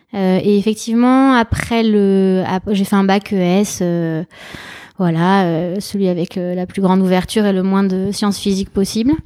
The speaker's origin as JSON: {"language": "French", "country": "Germany", "tie": "born or raised there", "also_born_or_lived": "Madrid, Spain", "moved": "yes", "said": "je suis née en Allemagne, mais ma famille est d'origine espagnole."}